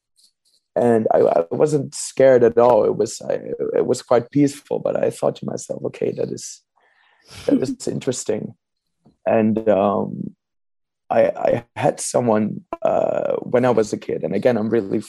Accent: Amsterdam, North Holland, Netherlands; I'm from Amsterdam

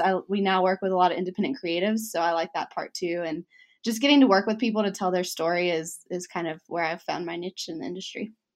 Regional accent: Alabama, United States; accent: Southern; I grew up in Alabama, so my Southern comes out

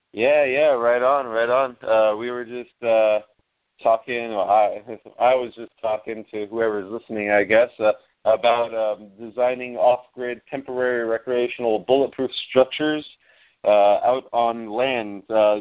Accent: Miami, Florida, United States; We grew up together in Miami. It was just by luck we ended up here in Central Florida together, working together on this new chapter.

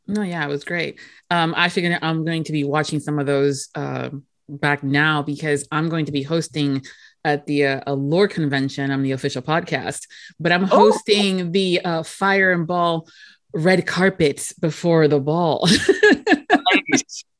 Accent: Florida, United States; being born and raised here in Florida

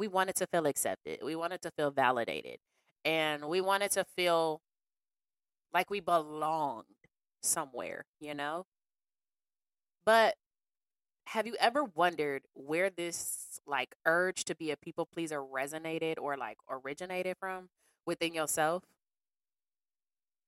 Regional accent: Cleveland, Ohio, United States; also born or lived in Bedford, Ohio; I've always spent time growing up in Bedford. So when I moved on Harvey off of 116th, I was like new to the area

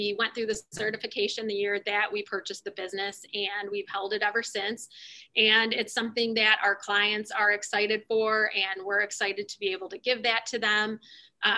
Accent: Detroit, Michigan, United States; We, you know, born and raised in the Detroit area, and our company located just in Melvindale, which is just outside of the city

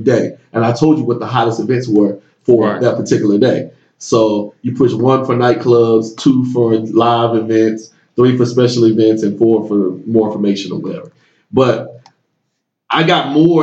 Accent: Decatur, Georgia, United States; also born or lived in Tallahassee, Florida; I moved back to my hometown here in Atlanta, I'm from Decatur, Georgia, right outside of Atlanta

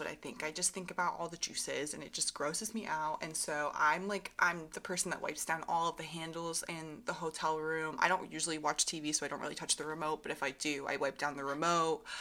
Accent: Vermont and New Hampshire, United States; moved away; when I grew up in Vermont and New Hampshire

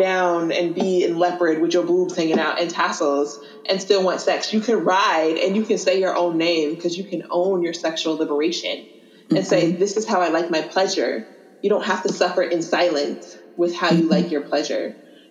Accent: College Park, United States; And I come from College Park, so, you know, some lower socioeconomic status, yada, yada, yada.

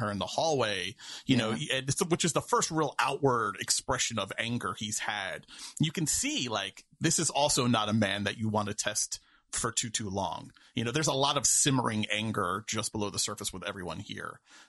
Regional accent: New York, United States; Listen, I'm from New York.

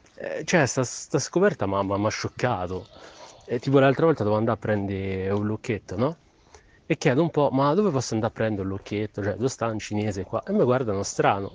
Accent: Rome, Lazio, Italy; born or raised there; moved away as an adult; now in Milan, Italy

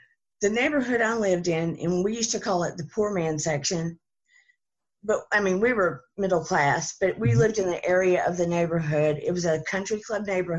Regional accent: the South, North Carolina, United States; accent: Southern; now in Georgia, United States; of course you can tell by the accent, I'm from the South, and this particular area was North Carolina. I'm in Georgia now

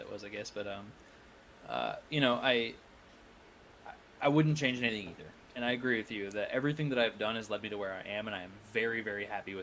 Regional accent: Iowa, United States; I went to college in my hometown.

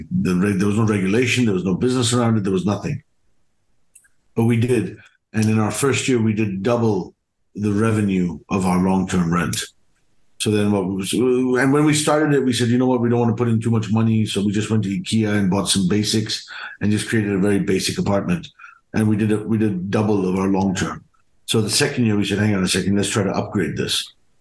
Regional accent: Germany; also born or lived in United Kingdom; So I grew up in Germany and the UK to Indian parents, Indian entrepreneurial parents.

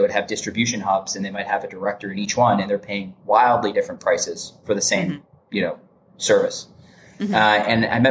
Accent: Michigan, United States; moved away as an adult; also born or lived in Indiana; I grew up in Michigan

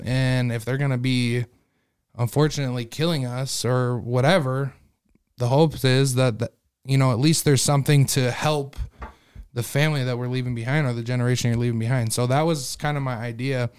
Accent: Sioux Falls, South Dakota, United States; also born or lived in Las Vegas, Nevada; I'm actually from Sioux Falls. I was born in Sioux Falls

